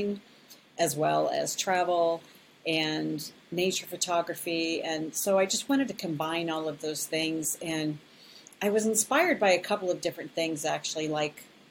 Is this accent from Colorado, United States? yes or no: yes; Colorado, United States; moved away as an adult; also born or lived in Las Vegas; I am originally from Colorado